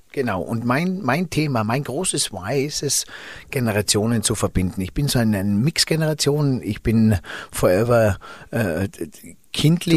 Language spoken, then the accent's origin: German; Zell am Ziller, Tyrol, Austria; für uns Einheimischen